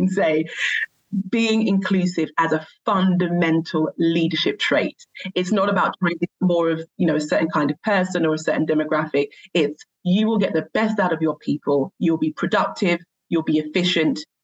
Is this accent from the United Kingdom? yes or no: yes; London, United Kingdom; the area I grew up in East London